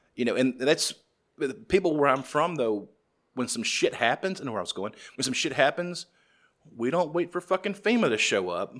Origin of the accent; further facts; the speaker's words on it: the South, United States; I'm from the South.